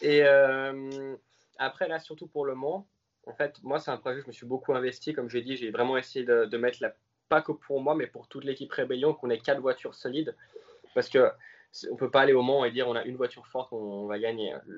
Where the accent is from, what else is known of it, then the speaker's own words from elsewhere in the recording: Switzerland; je suis suisse.